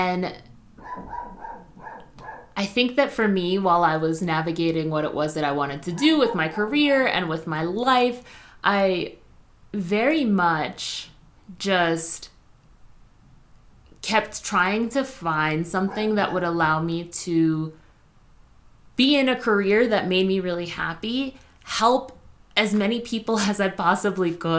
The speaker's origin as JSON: {"language": "English", "town": "Spring Valley", "region": "New York", "country": "United States", "tie": "born or raised there", "said": "I grew up in Spring Valley, New York"}